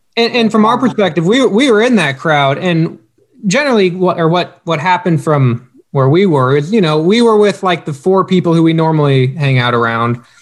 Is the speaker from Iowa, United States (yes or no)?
yes; Knoxville, Iowa, United States; we're from Southern Iowa, or not Southern Iowa, but Knoxville, Iowa